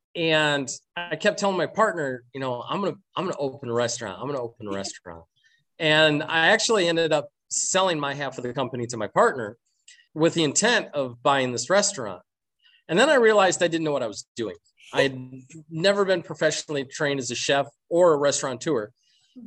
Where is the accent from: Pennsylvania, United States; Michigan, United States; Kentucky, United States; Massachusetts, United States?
Michigan, United States; Flint; I'm originally from Flint, Michigan